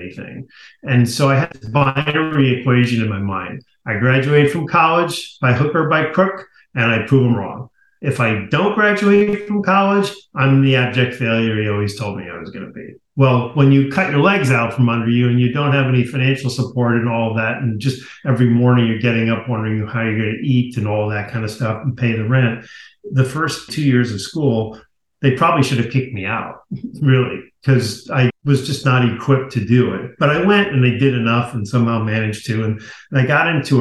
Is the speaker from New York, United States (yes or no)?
yes; Garden City, New York, United States; I grew up in Garden City, Long Island, beautiful community